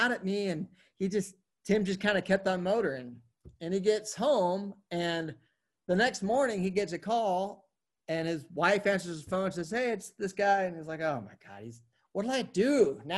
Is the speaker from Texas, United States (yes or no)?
no; Oregon, United States; also born or lived in Jackson, Wyoming / Portland; now in Denver, United States; I grew up in Oregon